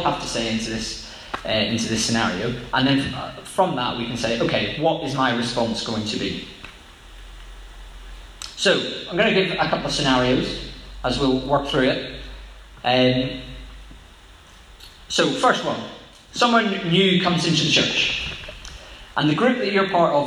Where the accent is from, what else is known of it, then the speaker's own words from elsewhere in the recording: Northern Ireland, United Kingdom; Growing up in Northern Ireland